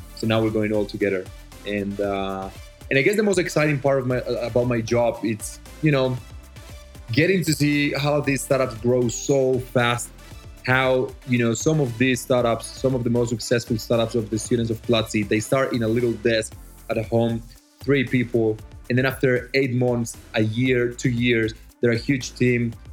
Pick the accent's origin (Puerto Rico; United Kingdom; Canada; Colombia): Colombia; Medellín, Antioquia; English is a second language; also born or lived in Australia; I was born in Medellin, Colombia, uh, the city of the eternal spring.